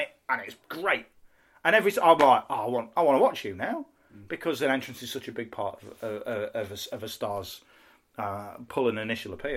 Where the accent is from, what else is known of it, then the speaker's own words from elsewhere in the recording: Midlands, United Kingdom; now in North of England, United Kingdom; I'm from the north. Well, I'm from the Midlands and now live in the north